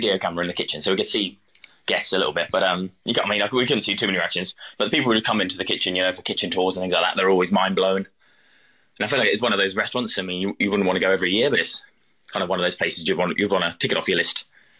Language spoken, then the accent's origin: English; East of England, United Kingdom; So I'm from Suffolk originally, which is kind of like the southeast coast, you know.